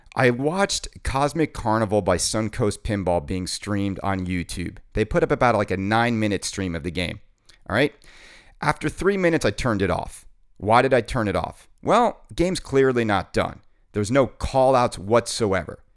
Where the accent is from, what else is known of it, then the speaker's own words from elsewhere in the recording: New York City, New York, United States; my hometown in New York City